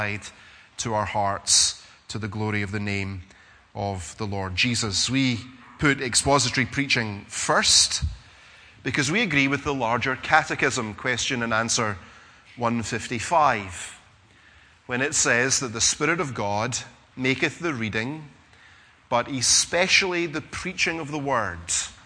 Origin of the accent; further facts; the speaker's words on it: Scotland, United Kingdom; being Scottish